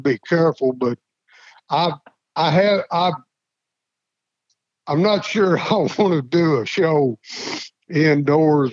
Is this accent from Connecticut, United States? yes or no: no; Slaughters, Kentucky, United States; I grew up on Rural Route 1, Slaughter's, Kentucky